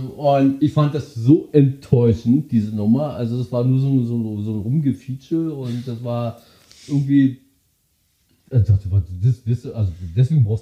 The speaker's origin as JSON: {"language": "German", "country": "Austria", "said": "bei uns in Österreich"}